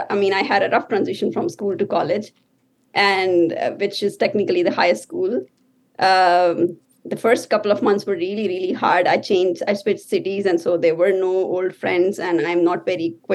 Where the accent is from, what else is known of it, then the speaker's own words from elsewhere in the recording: Pakistan; moved away as an adult; also born or lived in Saudi Arabia / Syria; now in United States; I believe I was seven when I went back to Pakistan, which is really my home country. Okay. And so I spent the rest of my childhood and my early adulthood there. So I came to US when I was 30.